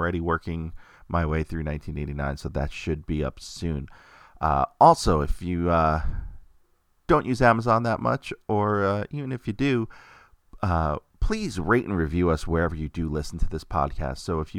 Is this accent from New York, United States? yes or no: yes; Queens, New York, United States; It's me growing up in Queens, New York, going to IS-119 in Glendale, Queens, and walking home to Middle Village with my friends, Greg and Corey